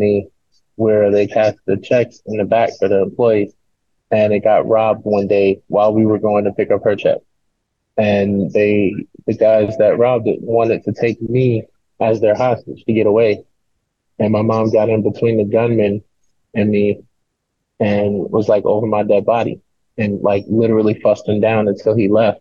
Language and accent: English; New York City, New York, United States; I grew up in the Bronx, in a single parent home.